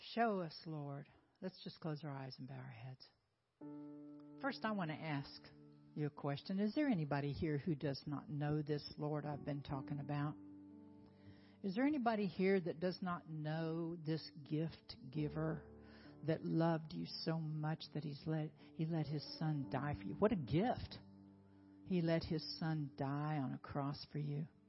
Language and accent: English; Oklahoma, United States; moved away; also born or lived in South Carolina; I'm from Oklahoma. I'm from Oklahoma. I thought I would always be in Oklahoma